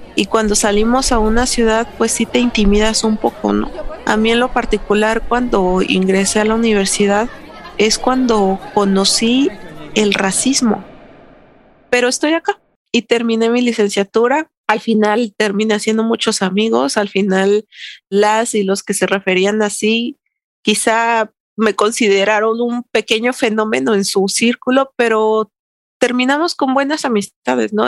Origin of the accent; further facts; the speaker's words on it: Santo Domingo Tonalá, Oaxaca, Mexico; Mi pueblo se llama Santo Domingo Tonalá, Oaxaca.